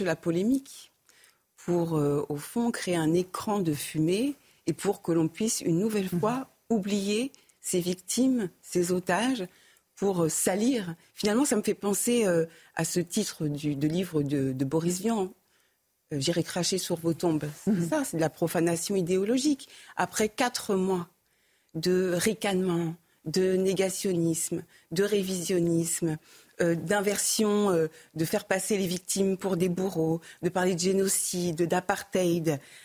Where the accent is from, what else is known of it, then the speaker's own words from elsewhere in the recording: France; nous, en tant que Français